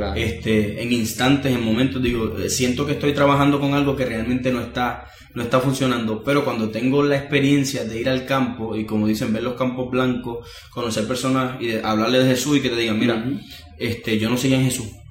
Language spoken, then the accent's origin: Spanish; Puerto Rico; todo lo que nosotros somos como puertorriqueños